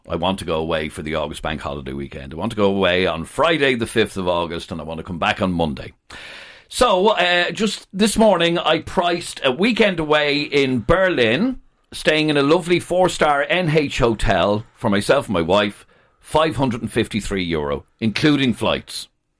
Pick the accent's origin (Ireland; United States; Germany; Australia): Ireland; Dublin, Leinster; If I'm from Dublin, yeah. I live in Dublin